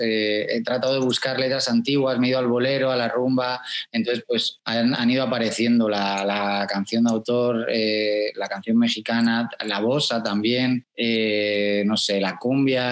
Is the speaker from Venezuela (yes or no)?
no; Spain; en España pronunciamos mucho la Z y pronunciamos mucho la J